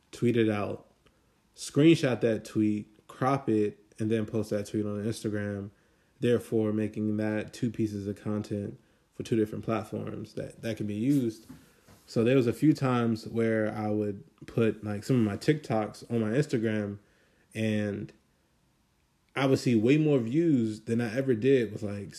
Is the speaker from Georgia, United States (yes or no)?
no; Maryland, United States; also born or lived in Washington, D.C.; I'm from Maryland. Like, I was born in D.C., but I was raised in Maryland